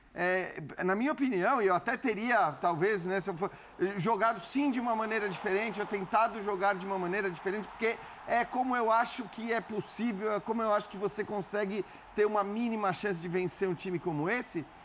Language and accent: Portuguese; Brazil; somos brasileiros